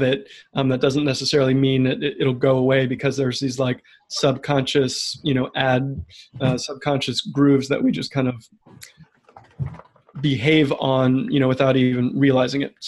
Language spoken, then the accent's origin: English; Bethesda, Maryland, United States; I grew up in the suburbs of DC, Bethesda, Maryland